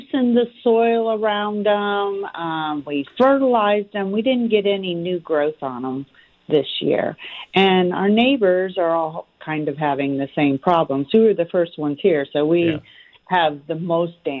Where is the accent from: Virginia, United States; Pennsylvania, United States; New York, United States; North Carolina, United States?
Virginia, United States; Vienna; now in Georgia, United States; I was born in Vienna, Virginia, but I have been in Georgia for 33 years